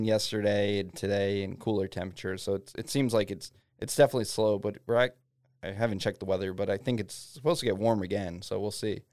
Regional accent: New Jersey, United States; born or raised there; moved away as an adult; now in Fairbanks, United States

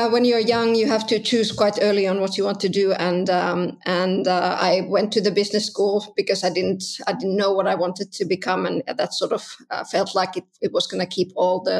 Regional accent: Southern Finland, Finland; English is a second language; Yeah, that's right. That's right. Uh, in the south of Finland.

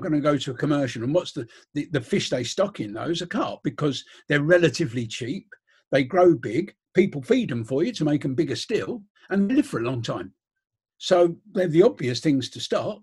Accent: London, United Kingdom; I come from Holloway in North London, and we have Finsbury Park just up the road.

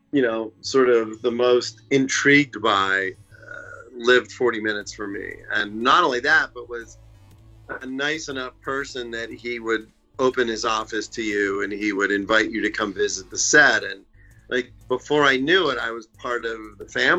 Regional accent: Pittsburgh, Pennsylvania, United States; moved away; also born or lived in Atlanta / Los Angeles; I'm from Pittsburgh

